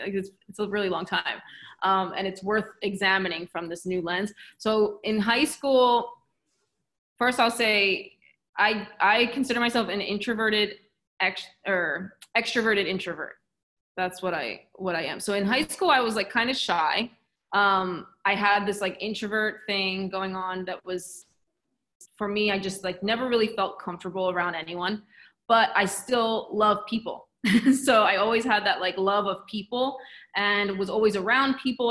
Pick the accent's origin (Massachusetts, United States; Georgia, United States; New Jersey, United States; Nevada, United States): New Jersey, United States; also born or lived in Philadelphia; I'm from South Jersey, and then I went to Philly, was an hour away for university